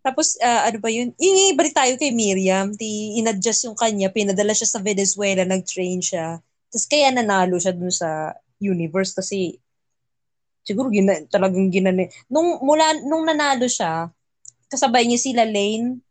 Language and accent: Tagalog; Philippines; moved away; where are you from? Philippines